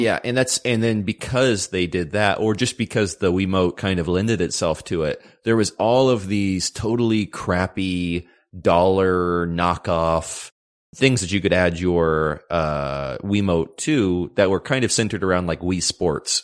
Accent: United States; Being, you know, uh, American

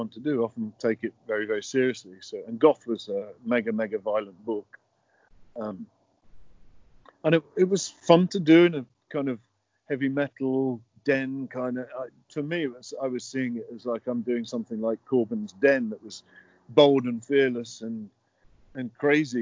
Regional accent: United Kingdom; moved away; I'm a Brit. I don't understand it. It's not my culture

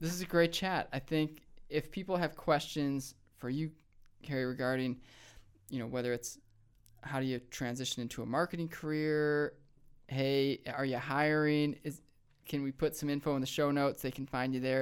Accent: Rochester, New York, United States; moved away as an adult; also born or lived in Chicago / Richmond, Virginia; now in Missoula, United States; I grew up in Rochester, New York

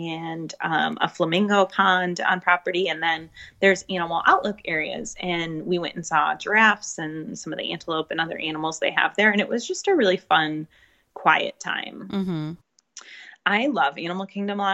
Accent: United States; we're American.

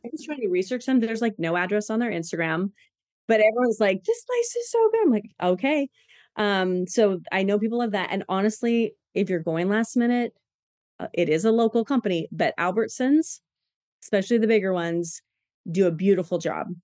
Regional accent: Washington, United States; now in Boise, United States; I'm from Washington

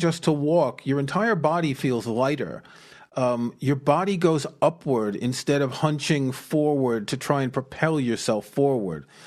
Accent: New York City, New York, United States; I grew up in New York City

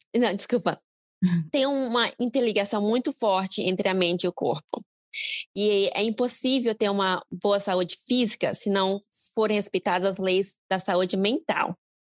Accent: Brazil; now in United States; como brasileiro

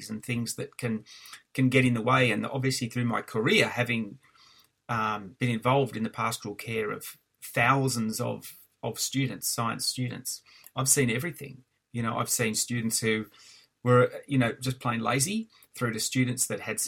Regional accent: Albury, New South Wales, Australia; moved away as an adult; also born or lived in Canberra; So I grew up in Albury and finished high school in Albury

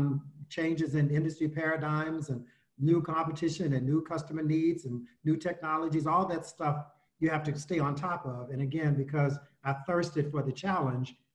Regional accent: Houston, Texas, United States; moved away as an adult; I was born in Houston, Texas, so I'm a Texan to the core. I continue to see myself as a Texan. Went to public schools there through high school

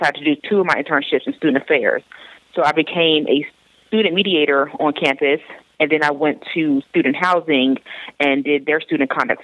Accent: South Florida, United States; I'm originally from South Florida

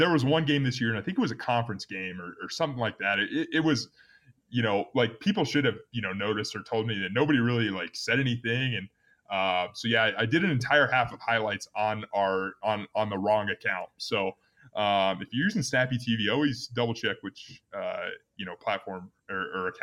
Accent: Omaha, Nebraska, United States; moved away as an adult; now in Wyoming, United States; I grew up in Nebraska

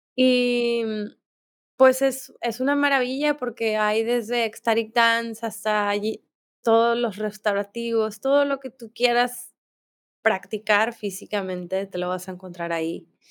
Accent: Mexico; moved away; also born or lived in India / Bali; soy mexicana y tengo pasaporte mexicano

